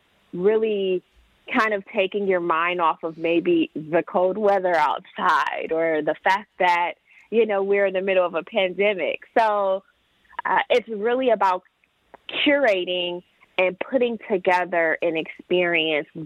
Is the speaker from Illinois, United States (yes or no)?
no; Detroit, Michigan, United States; moved away as an adult; I am from Metro Detroit. I did move away for almost a decade. And I really wanted to come back